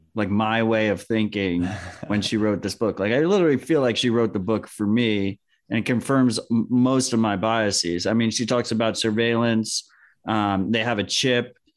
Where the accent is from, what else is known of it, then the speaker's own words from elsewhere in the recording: United States; as an American